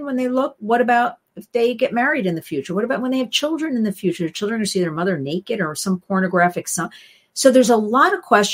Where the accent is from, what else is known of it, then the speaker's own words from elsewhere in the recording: New Jersey, United States; I grew up in New Jersey.